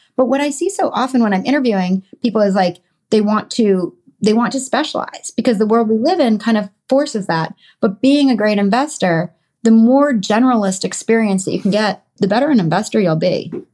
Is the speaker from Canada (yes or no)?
no; Connecticut, United States; I grew up in Connecticut in a suburb of New York City